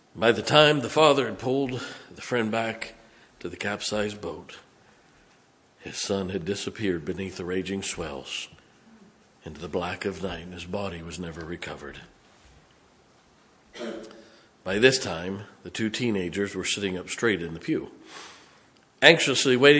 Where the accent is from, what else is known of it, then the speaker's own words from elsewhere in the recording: United States; As an American